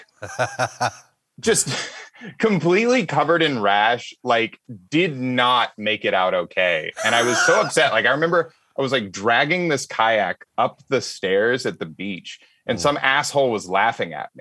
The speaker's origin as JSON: {"language": "English", "region": "Alabama", "country": "United States", "tie": "born or raised there", "moved": "as an adult", "lives_now": "Los Angeles, United States", "said": "I grew up hunting and fishing on a farm in Alabama."}